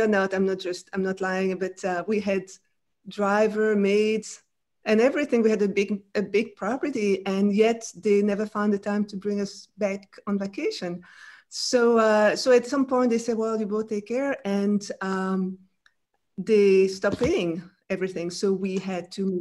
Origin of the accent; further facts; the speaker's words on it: Brussels, Brussels-Capital Region, Belgium; first language French; English is a second language; moved away as an adult; also born or lived in France; now in United States; I grew up in Belgium, in Brussels, in French. So my first language is French.